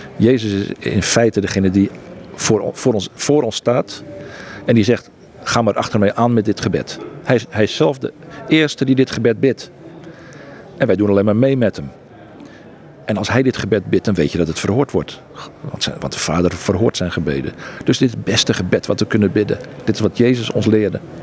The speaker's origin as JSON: {"language": "Dutch", "country": "Netherlands", "also_born_or_lived": "Egypt", "moved": "as an adult"}